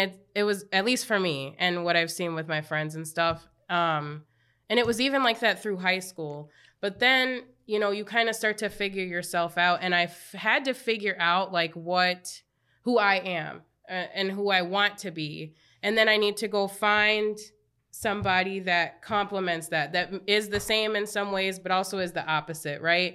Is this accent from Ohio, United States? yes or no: no; Apple Valley, Minnesota, United States; I grew up in Apple Valley, very white